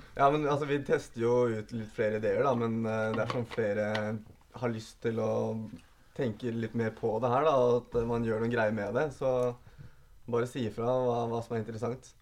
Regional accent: Asker, Akershus, Norway; Jeg er en ektefødt askebøring

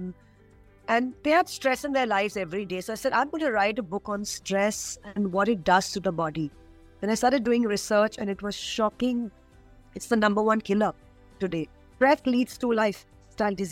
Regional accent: India; As an Indian woman

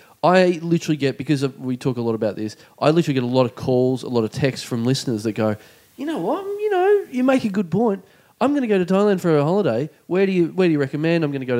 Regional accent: Melbourne, Victoria, Australia; Hey, good day, mate. I'm from Melbourne.

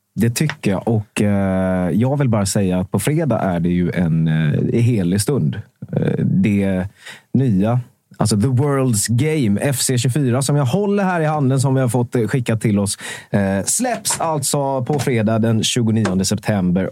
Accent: Vetlanda, Jönköping County, Sweden; vi är båda från Vetlanda

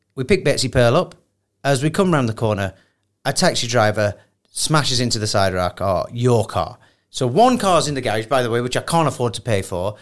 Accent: Sheffield, Yorkshire and the Humber, United Kingdom; I'm from Sheffield

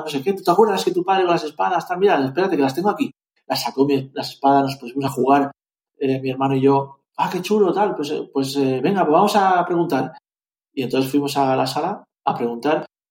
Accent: Zaragoza, Aragon, Spain; also born or lived in Valencia; Luego fuimos a vivir a Zaragoza y en Zaragoza empecé a competir de verdad

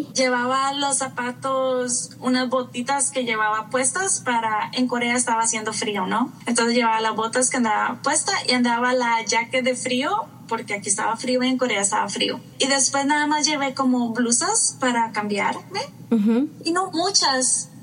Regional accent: Costa Rica; moved away as an adult; now in New York, United States; soy de Costa Rica, por eso me dijiste estica y soy nacida y criada en Costa Rica, pero me vine a vivir a New York hace 14 años ya

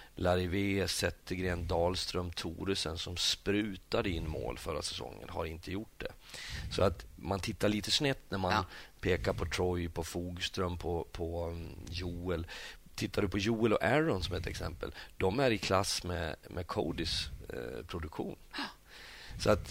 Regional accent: Sweden; now in Norway; jag som kommer som svensk

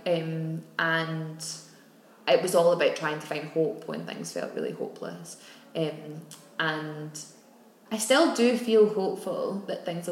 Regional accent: Glasgow, Scotland, United Kingdom; we're Irish descent, came to Glasgow

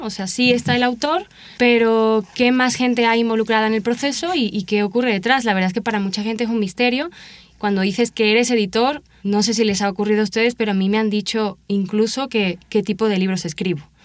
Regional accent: Seville, Andalusia, Spain; moved away; Soy original de Sevilla, España, y realicé mi licenciatura allá en mi ciudad de, origen

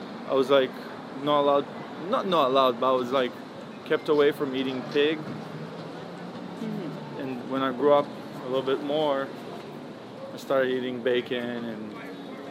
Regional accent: Tel Aviv, Tel Aviv District, Israel; also born or lived in Holon; I was born in Israel, a city called Chulon. Mm-hmm. Moved to Tel Aviv when I was like 3 years old and then grew up my whole life there

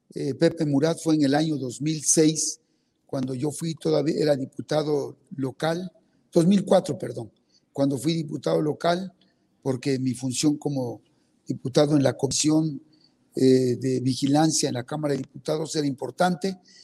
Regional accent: Betaza, Oaxaca, Mexico; first language Zapotec; Spanish is a second language; yo soy oaxaqueño, nacido en una comunidad indígena que se llama betaza soy zapoteco, hablo mi lengua indígena

